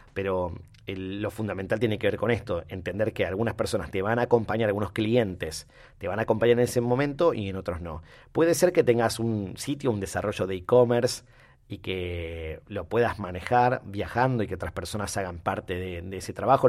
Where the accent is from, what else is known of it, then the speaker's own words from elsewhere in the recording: Rosario, Santa Fe, Argentina; nosotros los rosarios